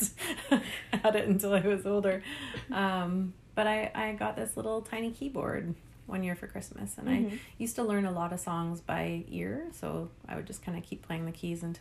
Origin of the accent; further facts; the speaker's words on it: Prince Edward Island, Canada; now in Comox Valley, Canada; being back east where I was born in Prince Edward Island